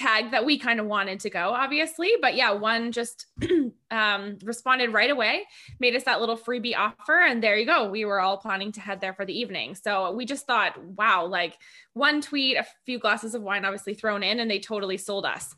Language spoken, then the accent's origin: English; Edmonton, Alberta, Canada; moved away as an adult; also born or lived in Calgary / Vancouver; now in Penticton, Canada; I grew up in Edmonton and spent 10 years in Calgary and Vancouver and then here